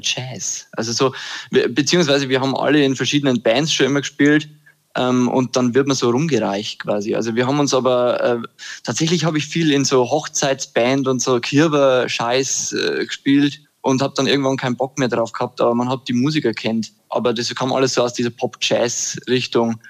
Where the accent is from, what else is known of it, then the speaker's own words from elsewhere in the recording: Upper Palatinate, Bavaria, Germany; now in Würzburg, Germany; ich komme aus der Oberpfalz